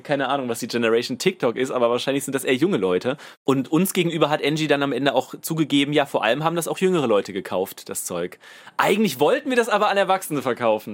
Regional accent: Saarland, Germany; wir kommen ja aus dem Saarland

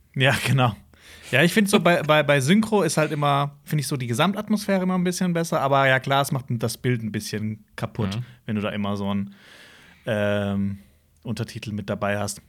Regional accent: Hausach, Baden-Württemberg, Germany; bei uns in Hausach

